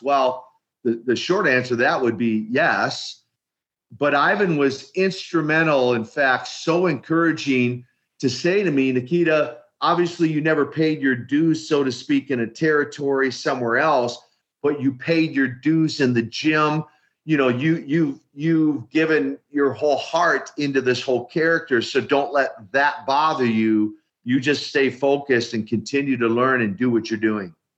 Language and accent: English; Minneapolis, Minnesota, United States; I come from uh, a background in Minneapolis, Minnesota, where the official title would be Minneapolis Housing Authority. Uh, in our vernacular, the projects and the ghettos of Minneapolis